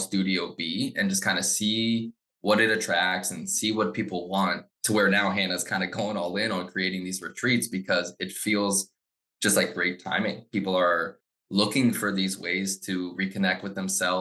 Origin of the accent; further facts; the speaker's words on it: Frederick, Maryland, United States; I grew up in Frederick. I love Frederick so much. So I grew up here